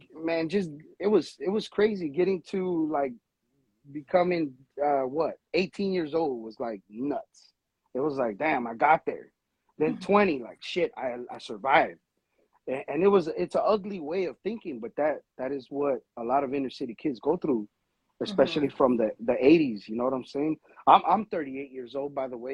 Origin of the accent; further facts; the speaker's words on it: Los Angeles, California, United States; I'm from Los Angeles. I'm Mexican American